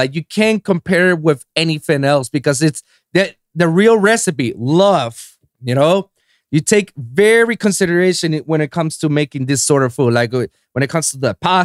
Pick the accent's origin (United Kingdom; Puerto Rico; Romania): Puerto Rico; San Juan; moved away as an adult; now in United States; I'm from born and raised in San Juan, Puerto Rico